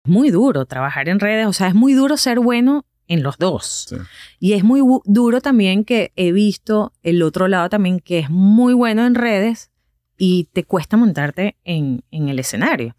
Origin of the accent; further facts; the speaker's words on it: Venezuela; moved away as an adult; now in United States; cuando salimos de Venezuela